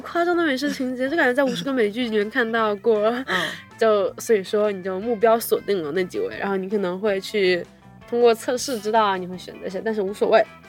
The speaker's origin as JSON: {"language": "Chinese", "country": "China", "tie": "born or raised there", "said": "就是我们作为一个我土生土长土生土长 Chinese"}